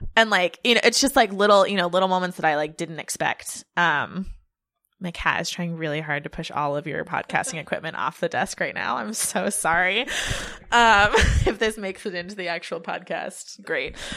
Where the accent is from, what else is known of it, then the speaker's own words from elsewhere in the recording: Lake Tahoe, California, United States; I grew up in Tahoe, which is a skiing town